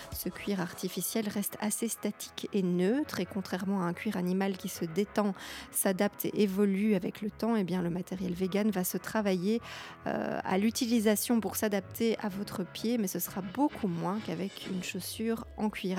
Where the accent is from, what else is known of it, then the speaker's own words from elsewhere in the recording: Belgium; je suis belge avec mes parents